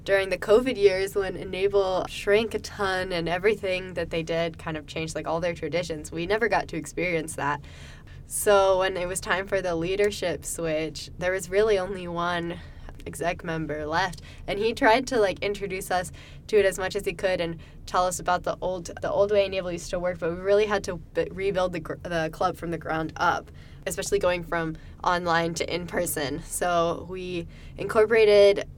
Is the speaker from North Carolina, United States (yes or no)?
yes; Charlotte, North Carolina, United States; I'm from Charlotte, so close